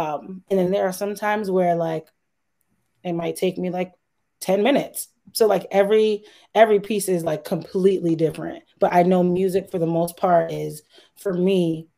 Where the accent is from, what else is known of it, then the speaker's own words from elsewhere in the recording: Connecticut, United States; We are from Connecticut.